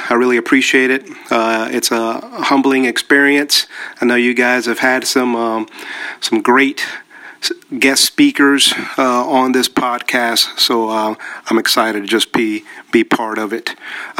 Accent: Panama; born there; Both of my parents are actually Colombian, but I was born in Panama, which is Central America.

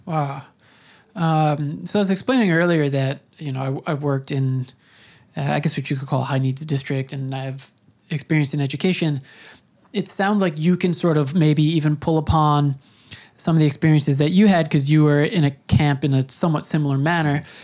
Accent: Long Island, New York, United States; I grew up on Long Island and, um, you know, that's where I spent my youth

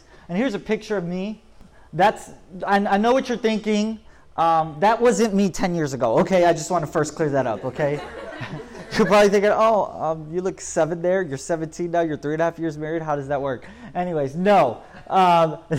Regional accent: Polk County, Florida, United States; moved away as an adult; also born or lived in Orlando, Florida; now in Orange County, United States; I grew up the end of my teenage years, I grew up in Orlando, Florida, but most of it, I grew up in Polk County, Florida

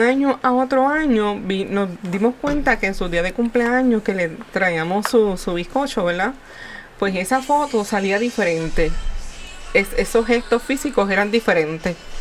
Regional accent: Puerto Rico; como buen puertorriqueño

